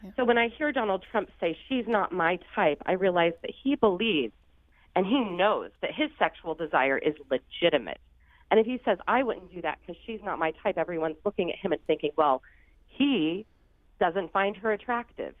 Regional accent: Sandoval, Illinois, United States; now in New York, United States; I grew up in Sandoval, Illinois, um, in southern, and it's a small farm town.

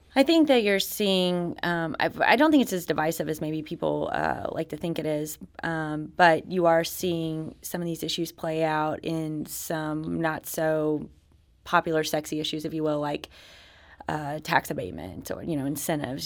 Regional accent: United States; moved away as an adult; also born or lived in Arkansas / Oklahoma / East Coast; now in Missouri, United States; I grew up in Arkansas and Oklahoma

